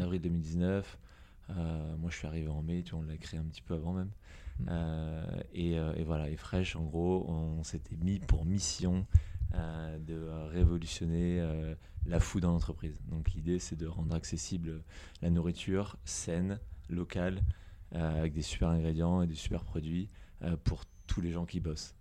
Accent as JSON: {"language": "French", "town": "Dreux", "region": "Centre-Val de Loire", "country": "France", "tie": "born or raised there", "also_born_or_lived": "Bordeaux / Paris", "moved": "yes", "lives_now": "New York, United States", "said": "né à Dreux, en Eure-et-Loire, j'ai grandi enfance heureuse"}